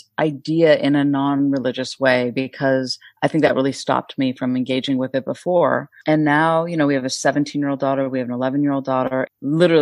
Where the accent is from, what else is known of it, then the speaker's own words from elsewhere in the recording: Northern California, United States; I grew up in Northern California as a cultural Jew